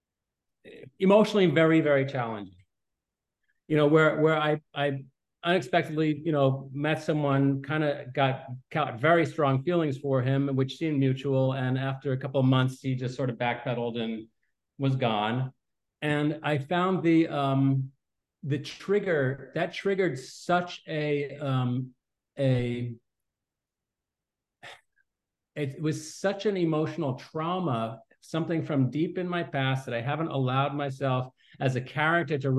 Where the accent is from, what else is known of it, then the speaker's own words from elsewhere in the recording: Westchester, New York, United States; I grew up in Westchester